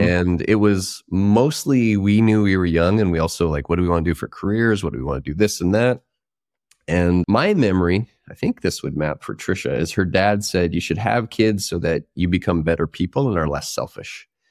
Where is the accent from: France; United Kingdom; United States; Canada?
Canada; Prince George, British Columbia; moved away as an adult; also born or lived in Victoria, British Columbia; I grew up closer to the North Pole probably than most people. North Central British Columbia, a place called Prince George